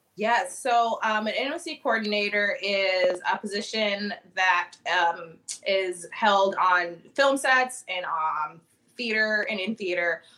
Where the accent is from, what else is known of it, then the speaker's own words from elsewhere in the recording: Annapolis, Maryland, United States; moved away as an adult; now in Chicago, United States; so I've been in Chicago for the past 10 years, but I'm originally from Annapolis, Maryland